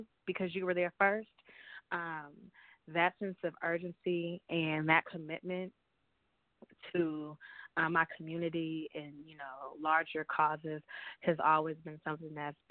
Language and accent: English; San Francisco, California, United States; moved away as an adult; also born or lived in New York; Growing up in the Bay Area